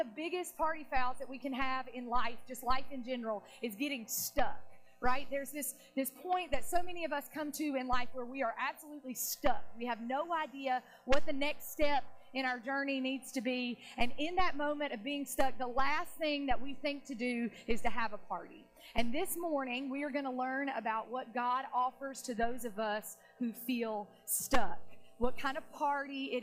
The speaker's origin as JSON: {"language": "English", "region": "North Carolina", "country": "United States", "tie": "born or raised there", "moved": "as an adult", "lives_now": "Florida, United States", "said": "I was raised in North Carolina"}